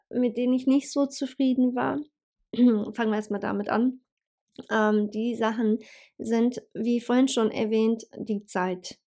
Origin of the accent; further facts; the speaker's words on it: Bosnia & Herzegovina; now in Hanover, Germany; ursprünglich komme ich ja sowieso aus Bosnien und ähm, ja, das ist halt für mich eigentlich äh, Home Homecoming, sage ich jetzt mal